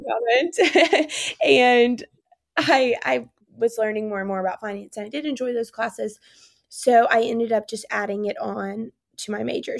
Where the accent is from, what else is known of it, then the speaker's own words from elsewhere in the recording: Spartanburg, South Carolina, United States; now in Birmingham, United States; I grew up in Spartanburg, South Carolina